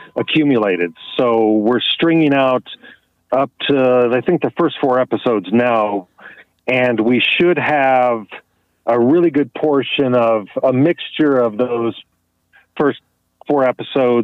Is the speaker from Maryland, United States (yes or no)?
no; Los Angeles County, California, United States; moved away; also born or lived in San Francisco; When I was a child, I grew up in Los Angeles County